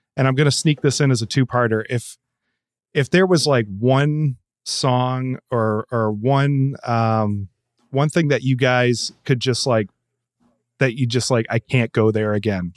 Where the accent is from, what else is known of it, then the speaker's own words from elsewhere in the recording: Gardner, Massachusetts, United States; I grew up in Gardner, Massachusetts